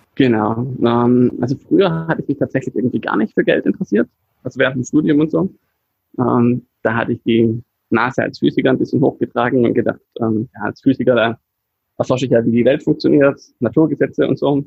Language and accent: German; Swabia, Baden-Württemberg, Germany; als Schwabe